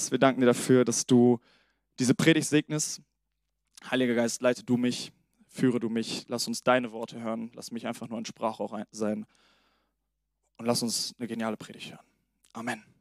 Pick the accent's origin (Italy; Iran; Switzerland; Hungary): Italy; Und ähm, genau, bevor wir starten, auch nochmal ich bin Italiener.